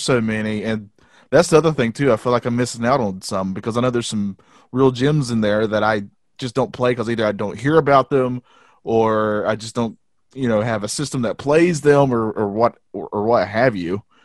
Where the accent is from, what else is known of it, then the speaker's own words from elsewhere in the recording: the South, United States; we're from the South, and this is how we sound